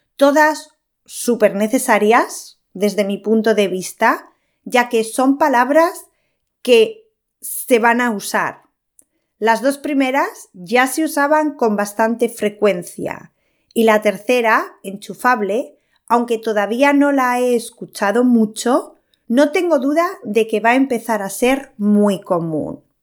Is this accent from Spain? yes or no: yes; Spain; soy española